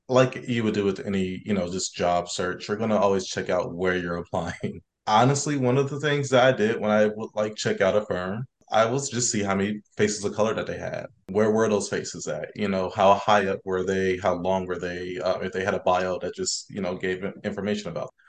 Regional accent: Columbus, Ohio, United States; I'm originally from Columbus, Ohio

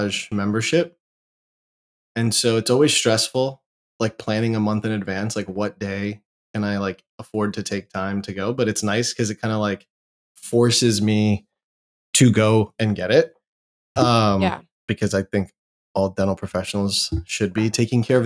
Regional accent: Jacksonville, Florida, United States; moved away as an adult; also born or lived in California / Georgia / Orlando, Florida / New York; now in Austin, United States; most of my childhood was in Jacksonville, Florida. And then went to high school there

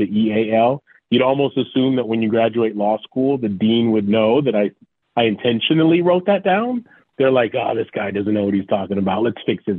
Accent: Montego Bay, Jamaica; now in United States; I was born in Jamaica, West Indies. I was born in Montego Bay

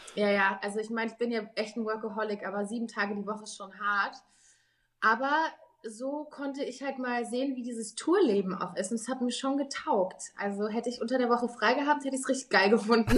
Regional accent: Munich, Bavaria, Germany; ich komme ja aus München

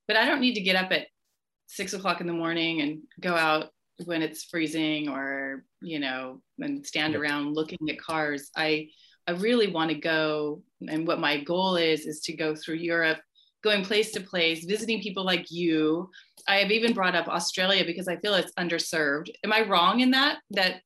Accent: Orange County, California, United States; also born or lived in Seattle / Lake Tahoe / Colorado / New York; we moved when I was 3 down to Orange County. And that's where I was basically raised, because I went to school here

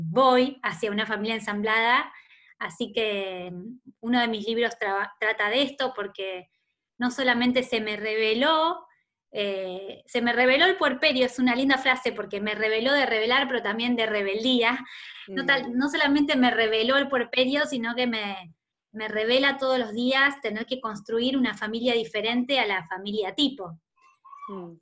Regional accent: Rosario, Santa Fe, Argentina; now in Buenos Aires, Argentina; Yo nací en Rosario, que es una ciudad muy linda de, Argentina, que está en Santa Fe

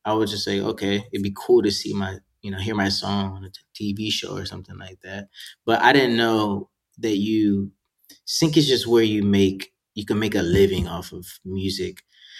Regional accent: Gettysburg, Pennsylvania, United States; born there; I was all over the place, but I was born in Gettysburg, Pennsylvania, so a lot of my family's there.

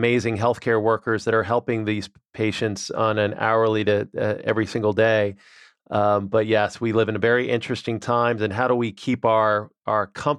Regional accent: New Orleans, Louisiana, United States; So I grew up in New Orleans, Louisiana

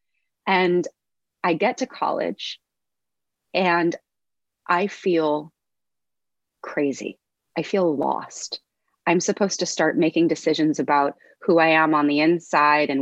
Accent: Los Angeles, California, United States; I grew up in Los Angeles

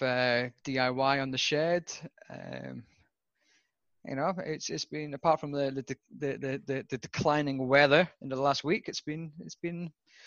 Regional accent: Southwest Scotland, United Kingdom; moved away as an adult; also born or lived in Western Australia / Victoria; now in Australia; I was born in Scotland, Southwest Scotland, otherwise known as God's Country

